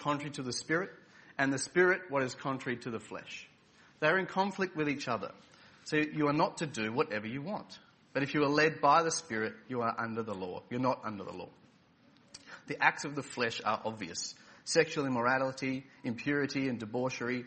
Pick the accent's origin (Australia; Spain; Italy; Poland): Australia; Adelaide, South Australia; moved away as an adult; I was born and raised for the first 31 years of my life in Adelaide, South Australia